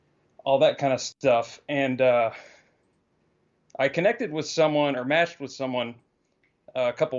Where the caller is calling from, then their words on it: Texas, United States; from Texas.